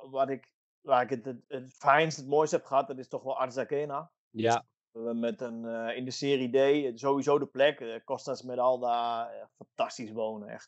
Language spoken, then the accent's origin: Dutch; Italy; Dutch is a second language; ik ben hier op mijn plek. Ik ben een Italiaan.